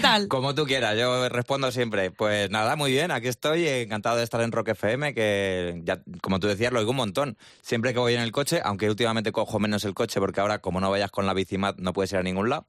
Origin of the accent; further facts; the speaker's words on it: Spain; yo me vine a España, o sea, yo mm, nací en España